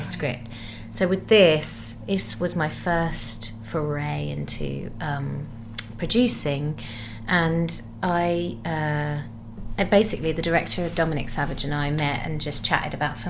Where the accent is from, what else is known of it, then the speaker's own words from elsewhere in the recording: Gravesend, South East England, United Kingdom; moved away; when I was growing up in Gravesend.